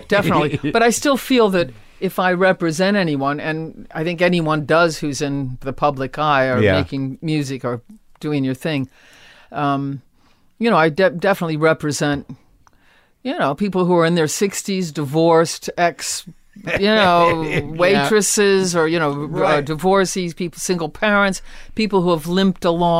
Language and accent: English; Akron, Ohio, United States; born or raised there